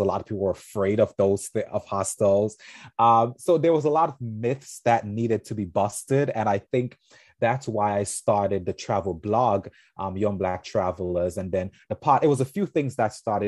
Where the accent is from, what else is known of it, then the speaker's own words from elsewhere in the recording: St. Vincent & Grenadines; now in New York, United States; I'm originally from Saint Vincent-Anne de Grenadines, a beautiful island in the Caribbean.